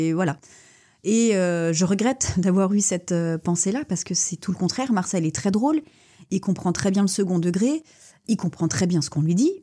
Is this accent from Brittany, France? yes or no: yes; Rennes, Brittany, France; moved away as an adult; now in Lorient, France; je suis née à Rennes.